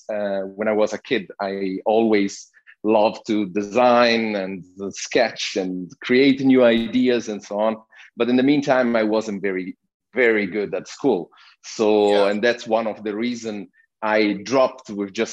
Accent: Sicily, Italy; English is a second language; moved away; also born or lived in Switzerland; I'm originally Italian. And I was born in Switzerland, but I grew up in a little town in Sicily. So okay. I bring with me my little accent from down there

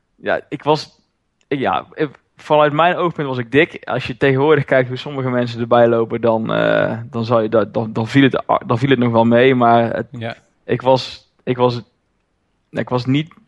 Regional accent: Roosendaal, North Brabant, Netherlands; Ik kom uit Roosendaal, ben daar eigenaar van een CrossFit Zuid

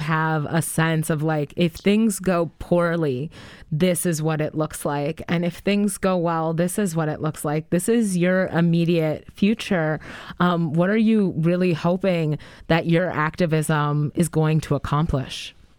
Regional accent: Madison, Wisconsin, United States; growing up in on the east side of Madison, Wisconsin

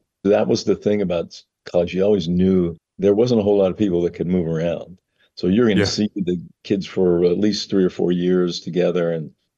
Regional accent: Monongahela, Pennsylvania, United States; moved away as an adult; growing up in Western Pennsylvania

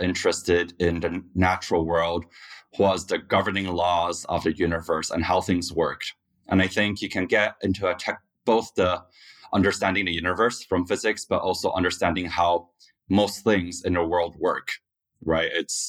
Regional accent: Taiwan; moved away as an adult; also born or lived in Scotland / Korea; now in United States; So I grew up actually in Taiwan, Scotland, and Korea. And then at age 18, I came to the U.S. to go to college.

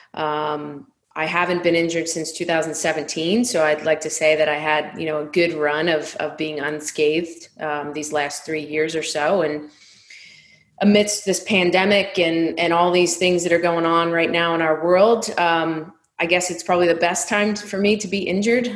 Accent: Delran, New Jersey, United States; the town I grew up in in Delran was a small working class neighborhood

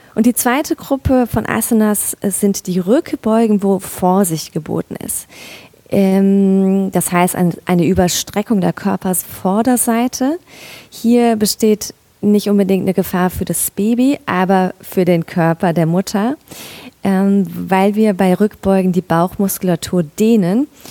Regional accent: Mainz, Rhineland-Palatinate, Germany; moved away as an adult; also born or lived in northern Black Forest; now in Black Forest, Germany; ursprünglich komme ich aus Mainz

